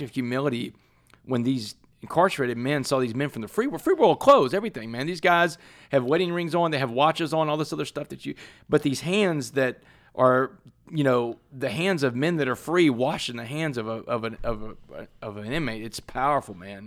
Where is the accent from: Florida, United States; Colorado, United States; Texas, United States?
Texas, United States; Port Arthur; I grew up in Port Arthur, Texas